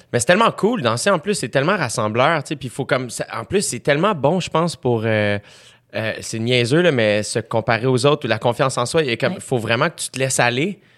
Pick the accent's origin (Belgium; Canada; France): Canada; South Shore, Quebec; je viens de la Rive-Sud